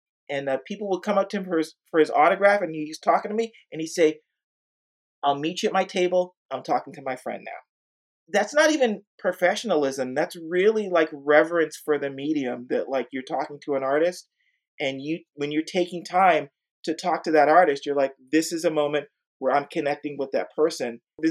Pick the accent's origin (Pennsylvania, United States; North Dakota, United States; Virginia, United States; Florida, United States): Florida, United States; Orlando; now in San Antonio, United States; I am originally from Orlando, Florida, but I have lived here in San Antonio, Texas for about the last 30 years.